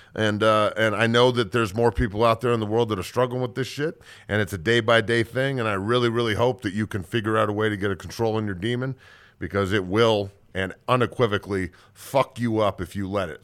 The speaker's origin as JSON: {"language": "English", "town": "Denver", "region": "Colorado", "country": "United States", "tie": "born or raised there", "also_born_or_lived": "San Francisco Bay Area / Niwot", "said": "I grew up in Denver"}